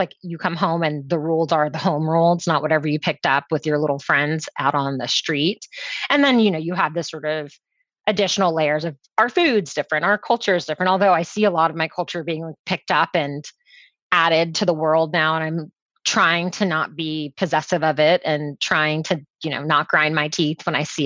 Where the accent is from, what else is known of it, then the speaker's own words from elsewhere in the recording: Orlando, Florida, United States; also born or lived in Jamaica / Washington, District of Columbia, United States; I am from sunny Orlando, which is where I also am right now